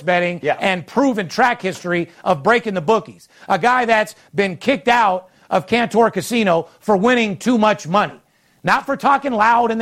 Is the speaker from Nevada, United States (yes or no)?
yes; Las Vegas, Nevada, United States; third generation, born and raised in Las Vegas